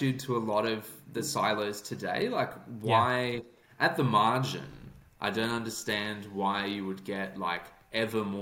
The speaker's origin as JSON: {"language": "English", "town": "Sydney", "region": "New South Wales", "country": "Australia", "tie": "born or raised there", "also_born_or_lived": "Canberra, Australia", "moved": "as an adult", "lives_now": "United Kingdom", "said": "I grew up in Sydney in Bondi."}